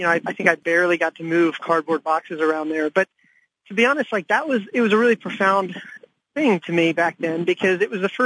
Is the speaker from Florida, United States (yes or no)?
no; Ashburn, Virginia, United States; also born or lived in India; now in Washington, D.C., United States; I came from India, and I grew up, about half my time growing up was in India, and half my time was in this small town called Ashburn, Virginia